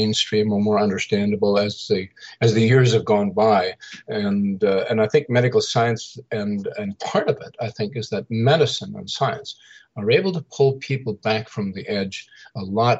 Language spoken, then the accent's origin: English; Saskatchewan, Canada; I grew up in the Central Plains of Canada in Saskatchewan, about 2 hours north of the Montana North Dakota borders